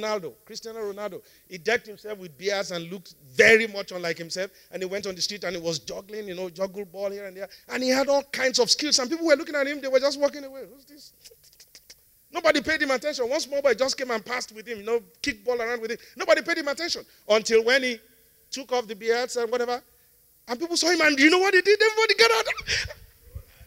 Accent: Nigeria; I'm one Nigerian

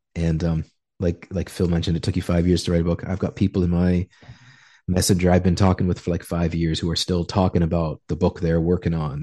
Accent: Canada; moved away as an adult; now in Peru; just Canadian

